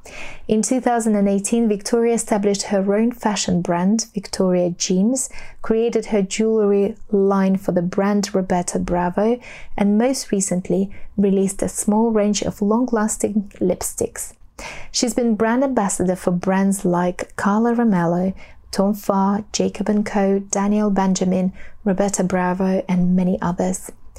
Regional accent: Russia; this is where I am from as well.

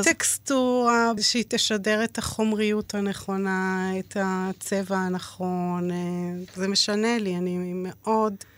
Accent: Israel; גדלתי באיזה מין בידוד תקשורתי במושב

